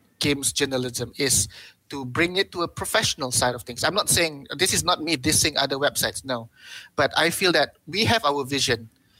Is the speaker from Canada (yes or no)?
no; Malaysia; But I also have to think more than just being a Malaysian content producer, because I'm a website.